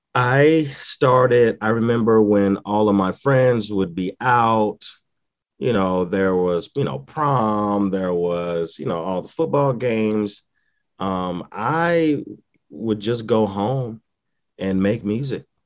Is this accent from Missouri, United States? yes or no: yes; St. Louis, Missouri, United States; also born or lived in Dallas, Texas; now in Owensboro, United States; I'm originally from Saint Louis, Missouri